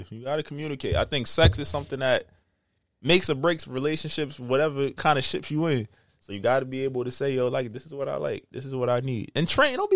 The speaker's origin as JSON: {"language": "English", "area": "Southside", "region": "New York", "country": "United States", "said": "I'm from Southside"}